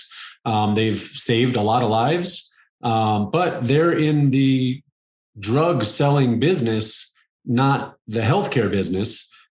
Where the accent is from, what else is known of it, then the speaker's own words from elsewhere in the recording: Arizona, United States; I live in Arizona. I grew up in Arizona.